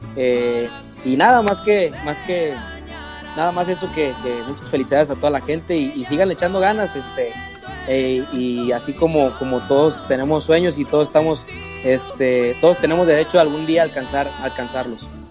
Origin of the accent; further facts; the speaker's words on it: Mexico; cuando regresamos acá a mi tierra, México